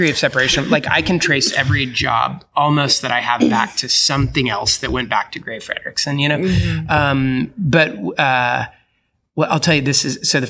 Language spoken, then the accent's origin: English; Oklahoma City, Oklahoma, United States; So I grew up in Oklahoma City and, you know, grew up with not a lot going on.